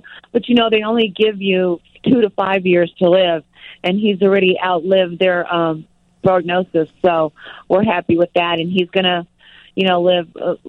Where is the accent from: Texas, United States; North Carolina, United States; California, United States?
Texas, United States; also born or lived in Chicago; now in Las Vegas, United States; We're from Texas, but you wouldn't know it. We're really Chicagoans